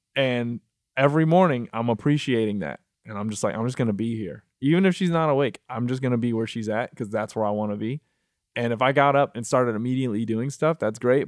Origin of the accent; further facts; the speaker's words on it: Michigan, United States; moved away as an adult; also born or lived in Miami / New York; now in Los Angeles, United States; I'm from Michigan